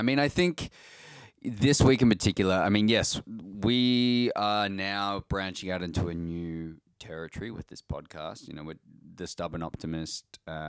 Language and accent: English; Australia; We're Australian too